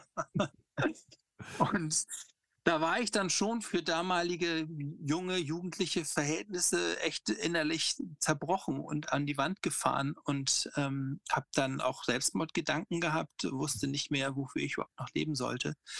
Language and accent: German; Hamburg, Germany; Ich bin in Hamburg aufgewachsen, in so einem Vorort